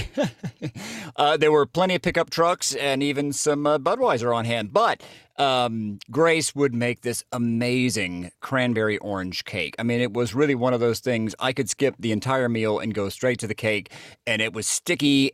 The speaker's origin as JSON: {"language": "English", "town": "Jasper", "region": "Georgia", "country": "United States", "said": "I'm from Jasper, Georgia"}